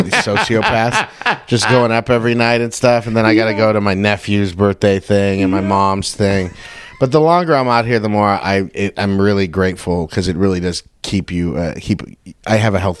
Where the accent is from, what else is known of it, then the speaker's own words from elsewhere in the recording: Covina, California, United States; I work at that bar, the Chatterbox, in Covina. I live out here, but I bartend on Thursdays and Fridays, so I've never been able, which is, it's like my hometown